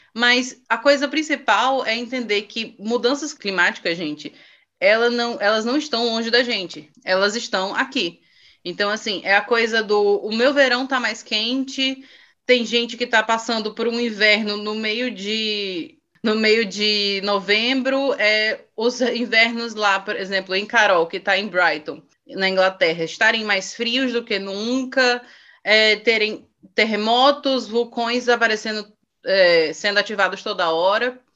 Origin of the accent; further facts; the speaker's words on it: Brazil; como brasileiro